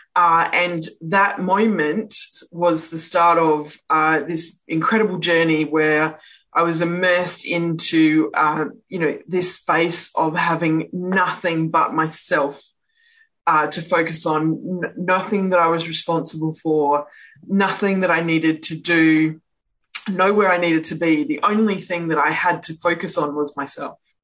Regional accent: Perth, Western Australia, Australia; I'm from Perth in Western Australia.

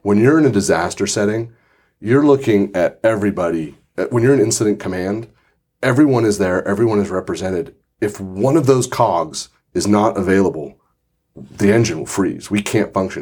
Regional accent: Santa Rosa, California, United States; As someone who grew up in Santa Rosa, this is my hometown

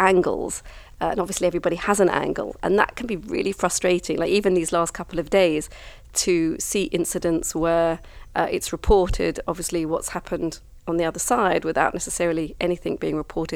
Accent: London, United Kingdom; also born or lived in Kibbutz Alumim, Israel; now in Israel; I was brought up in London back in the 70s

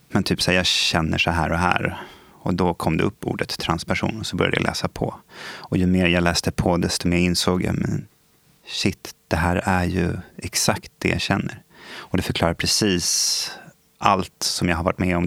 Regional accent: Stockholm, Stockholm County, Sweden; Jag är ju uppvuxen i eh, Stockholm. Jag har bott i Skarpnäck nästan större delen av mitt liv

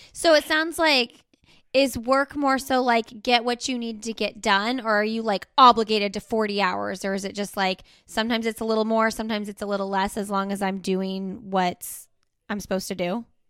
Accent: Indianapolis, Indiana, United States; moved away; I'm from Indianapolis, so we go to the Indy five hundred every year

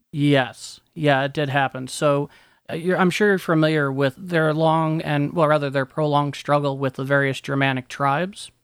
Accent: southwestern Connecticut, United States; where I grew up in southwestern Connecticut

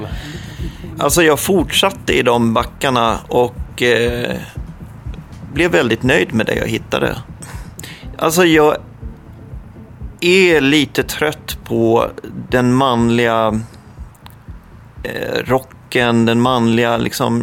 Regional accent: Tingsryd, Kronoberg County, Sweden; Tingsryd heter det

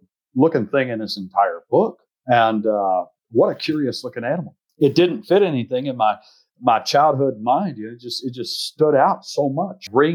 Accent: Texas, United States; I'm a biologist from Texas

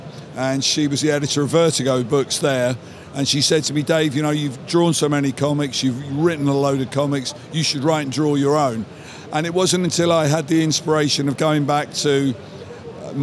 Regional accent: United Kingdom; I'm British, my life has been spent in the American comic book industry

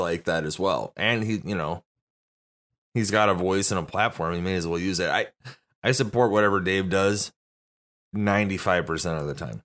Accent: Montana, United States; I'm from Montana.

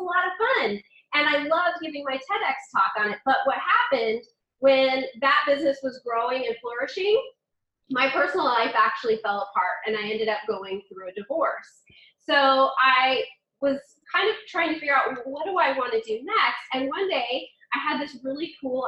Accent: California, United States; moved away as an adult; now in Washington, D.C. area, United States; I grew up in California

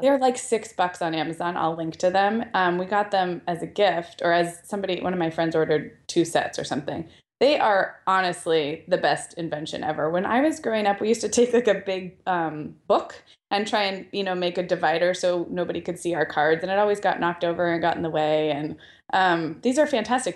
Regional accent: Santa Barbara, California, United States; now in Southern California, United States; we went up to Santa Barbara, my hometown

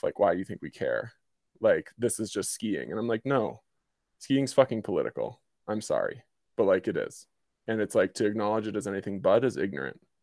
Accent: Virginia, United States; moved away as an adult; also born or lived in Colorado; now in Jackson, Wyoming, United States; I'm originally from Virginia

